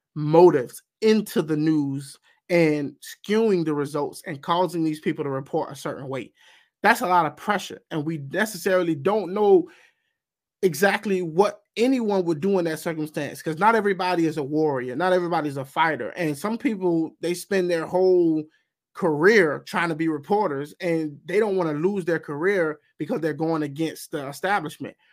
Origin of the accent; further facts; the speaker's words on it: United States; I'm also speaking as a, an American. And I'm an American before anything else